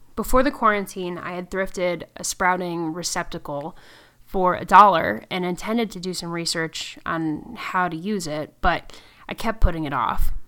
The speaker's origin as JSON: {"language": "English", "region": "Connecticut", "country": "United States", "tie": "born or raised there", "said": "I was raised in Connecticut"}